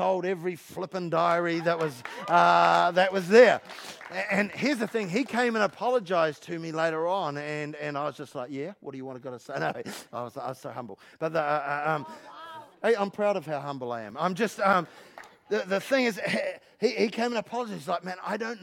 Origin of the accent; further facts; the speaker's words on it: London, United Kingdom; I'm from London.